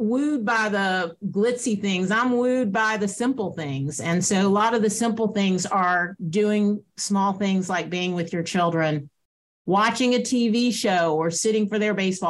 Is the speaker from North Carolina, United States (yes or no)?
no; Atlanta, Georgia, United States; I grew up in Atlanta